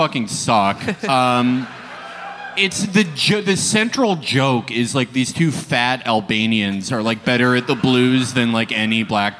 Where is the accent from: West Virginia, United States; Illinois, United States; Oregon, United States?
Illinois, United States; Chicago; moved away as an adult; also born or lived in New York; now in Los Angeles, United States; I grew up in Hyde Park, which is a typical Midwestern town.